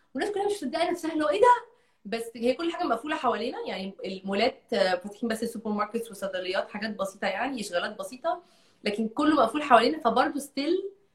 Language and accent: Arabic; Egypt; أنا بنت من مصر